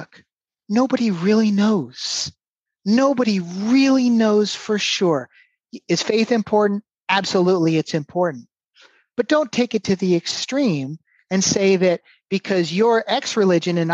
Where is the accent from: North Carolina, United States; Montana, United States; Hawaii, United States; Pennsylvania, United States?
Hawaii, United States; Honolulu; also born or lived in San Francisco Bay Area, California; now in Florida, United States; I was born in Honolulu, Hawaii